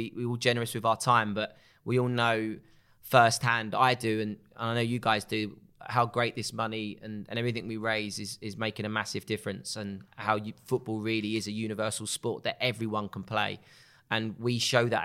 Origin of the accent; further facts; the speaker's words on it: Essex, East of England, United Kingdom; I was a guy from Essex